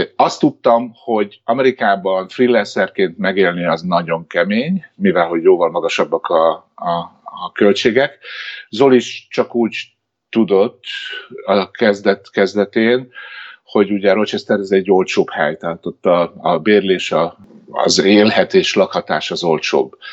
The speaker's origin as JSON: {"language": "Hungarian", "country": "Hungary", "moved": "as an adult", "lives_now": "United States", "said": "én magyar vagyok itt is ugyanúgy"}